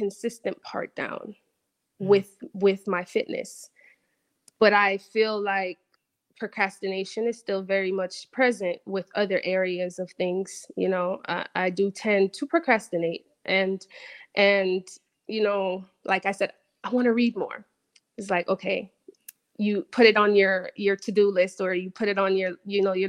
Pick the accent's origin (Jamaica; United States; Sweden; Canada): Jamaica; moved away; growing up in Jamaica, there's my parents did all that they could, obviously, to get me to a country with better opportunities